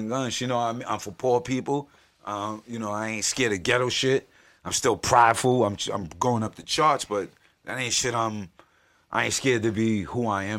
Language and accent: English; Yonkers, New York, United States; I'm from South Side of Yonkers, New York